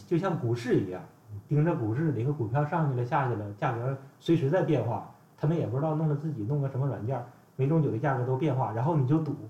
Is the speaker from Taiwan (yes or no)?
no; Northeast China, China; 我们是东北爷们儿